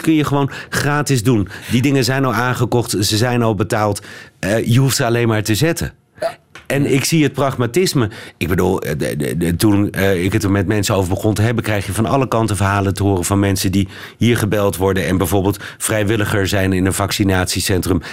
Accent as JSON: {"language": "Dutch", "country": "Netherlands", "said": "als Hollander"}